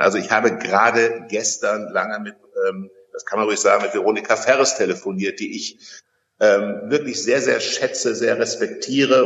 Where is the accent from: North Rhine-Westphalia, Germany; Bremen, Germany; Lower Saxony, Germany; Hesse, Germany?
Hesse, Germany; Kassel; in meiner Geburtsstadt Kassel